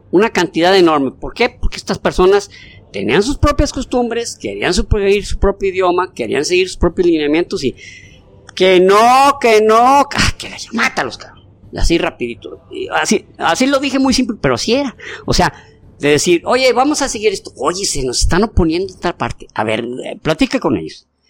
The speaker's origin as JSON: {"language": "Spanish", "country": "Mexico", "said": "somos mexicanos"}